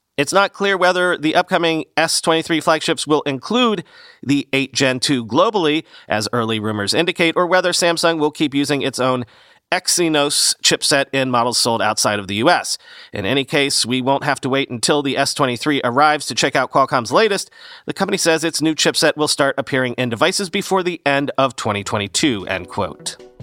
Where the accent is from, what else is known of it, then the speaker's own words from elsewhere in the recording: Southern Florida, United States; moved away; where I grew up in Southern Florida, we had no gas lines.